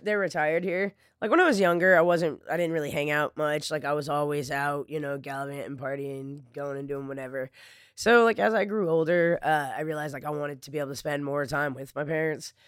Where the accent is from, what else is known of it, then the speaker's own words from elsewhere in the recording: Flagstaff, Arizona, United States; now in Lake Charles, United States; I grew up in Flagstaff, I grew up in the mountains of Arizona